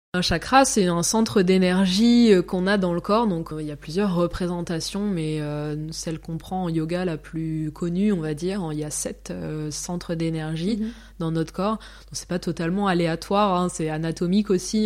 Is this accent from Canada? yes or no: no; France; moved away as an adult; now in Zurich, Switzerland; je suis française